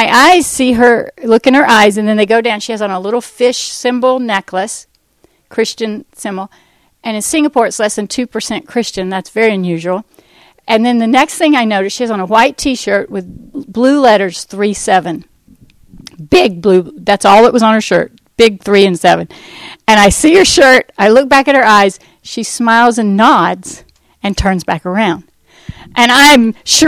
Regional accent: United States; we're from the States

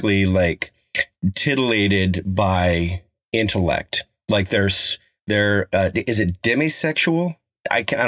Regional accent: Colorado, United States; There's a little park in the town I grew up in Colorado called Oliver

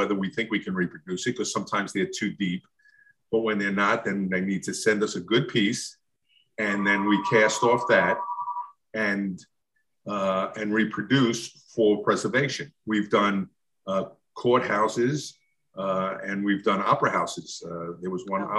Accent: New York, United States; moved away; I'm originally from New York

